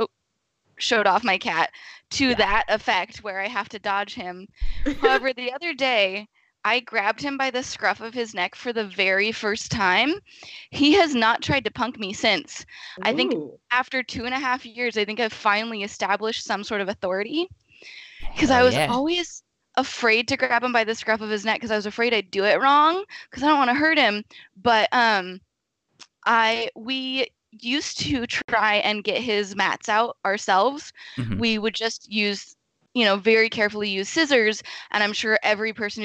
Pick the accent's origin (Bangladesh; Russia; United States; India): United States; Pacific Northwest; we're from the Pacific Northwest